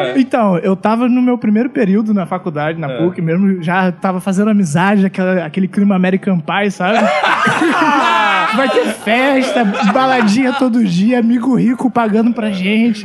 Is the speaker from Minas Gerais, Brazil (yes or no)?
no; Rio de Janeiro, Brazil; sou lá da Zona Norte, moro em Maria da Graça